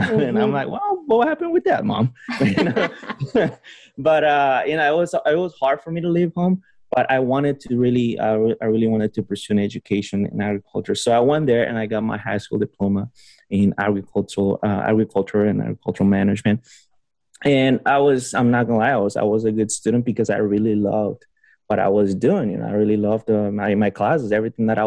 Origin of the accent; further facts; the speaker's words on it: Honduras; also born or lived in Costa Rica / California; now in Davis, United States; I was born and raised in Honduras